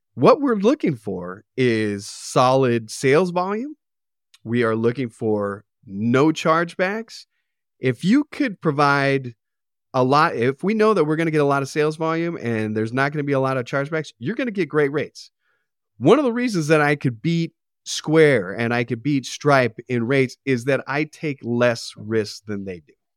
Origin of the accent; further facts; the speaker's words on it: Arcadia, California, United States; I grew up in Arcadia.